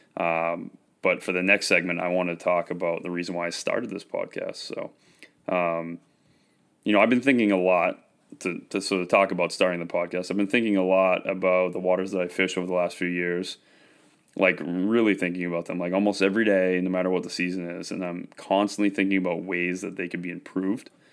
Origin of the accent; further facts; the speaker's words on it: Westbrook, Maine, United States; I was raised in Westbrook, Maine, just outside of Portland.